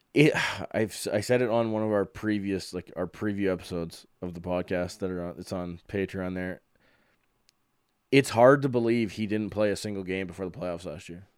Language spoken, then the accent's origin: English; Calgary, Alberta, Canada; I'm born and raised in Calgary, been here just about my entire life